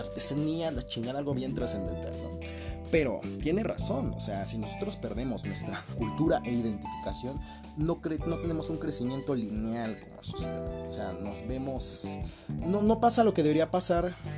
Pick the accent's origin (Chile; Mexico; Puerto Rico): Mexico; Capulhuac, State of Mexico; aquí en Capuluarca Aquí, pues no sé si alguno de los de aquí, de mi pueblito, me llegue a escuchar